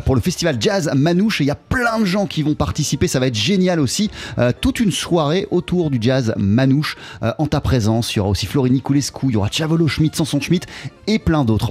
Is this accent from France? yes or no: yes; Montpellier, Occitania, France; J'étais au conservatoire, à, je viens de Montpellier, donc j'étais à Montpellier